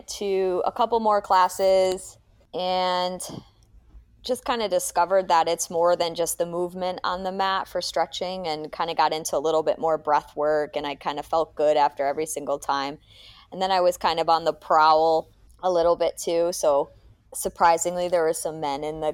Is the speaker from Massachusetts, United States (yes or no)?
yes; the Berkshires, Massachusetts, United States; moved away; I grew up in the Berkshires of Massachusetts